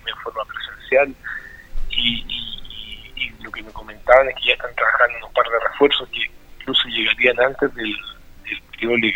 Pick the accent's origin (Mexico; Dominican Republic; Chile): Chile; Linares, Maule; yo soy linarense, nacido y criado en Linares